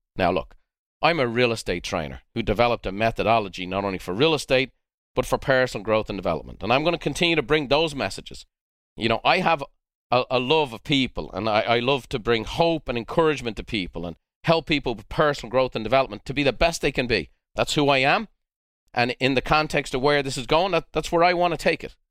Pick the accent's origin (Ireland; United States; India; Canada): Ireland; Dublin, Leinster; moved away; I'm a white boy from the south side of Dublin